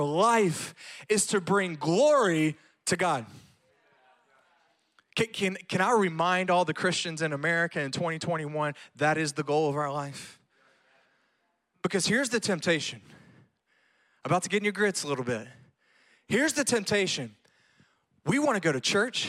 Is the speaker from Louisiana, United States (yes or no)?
yes; Louisiana, United States; moved away as an adult; now in Graham, Texas, United States; I grew up in the Louisiana school system